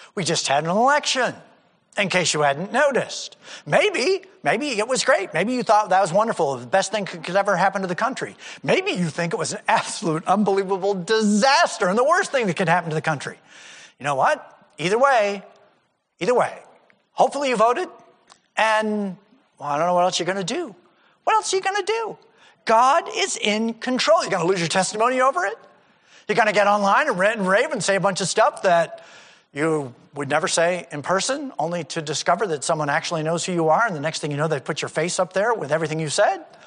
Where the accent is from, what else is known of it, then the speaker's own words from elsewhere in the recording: United States; I'm an American